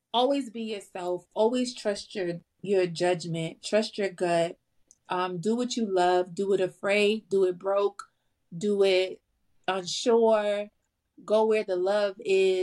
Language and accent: English; New York City, New York, United States; I'm from the Bronx and the Bronx is very different